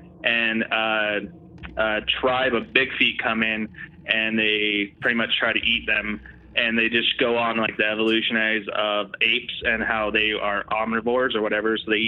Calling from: Utah, United States; Oh no, Gent, and I'm coming from Central Utah.

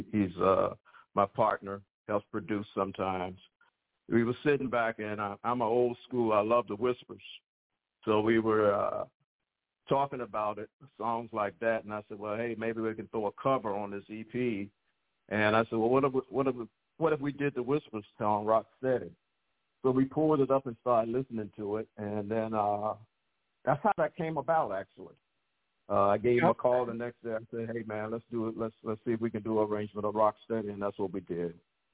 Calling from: Chesapeake, Virginia, United States; Chesapeake, Virginia.

